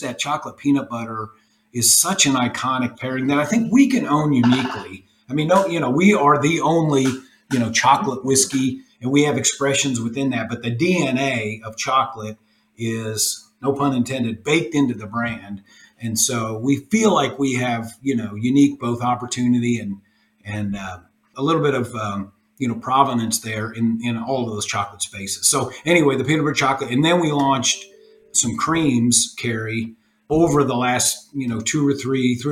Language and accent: English; Louisville, Kentucky, United States; moved away as an adult; now in Austin, United States; I'm from Louisville, Kentucky. We're in Austin, Texas now. Moved the business here a couple of years ago, but we're from Louisville